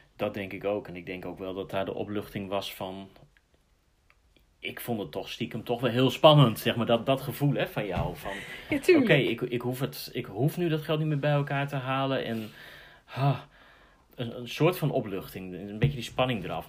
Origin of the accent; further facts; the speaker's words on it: Netherlands; we zijn Nederlander, maar we zijn wel wereldburger.